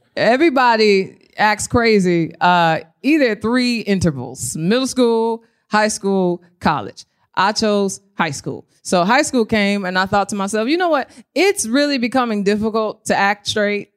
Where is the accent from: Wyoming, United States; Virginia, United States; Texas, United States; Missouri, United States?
Missouri, United States; St. Louis; I was born in Saint Louis, Missouri, um, to a single mother